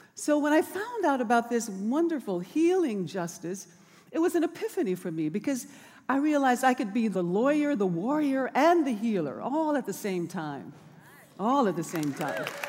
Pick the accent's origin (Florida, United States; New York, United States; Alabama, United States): Alabama, United States; Birmingham; moved away; also born or lived in Oakland; as a child growing up in Birmingham on Dynamite Hill